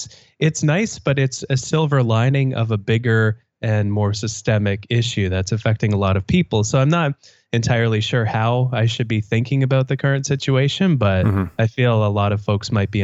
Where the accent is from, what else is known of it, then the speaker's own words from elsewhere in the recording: Canada; I realize I just said A after you, you introduced me as a Canadian, so I'm outing myself in case I wasn't outed by you as a Canadian.